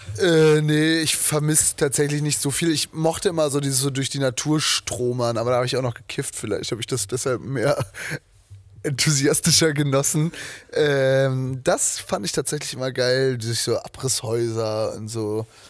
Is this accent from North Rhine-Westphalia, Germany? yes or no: no; Zetel, Lower Saxony, Germany; moved away; von Zetel, da wo ich herkomme.